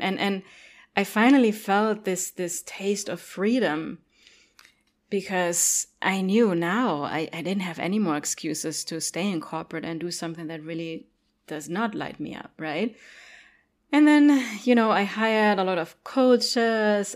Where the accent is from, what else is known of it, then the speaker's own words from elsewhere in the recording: Germany; English is a second language; moved away; also born or lived in Cologne; I grew up in Germany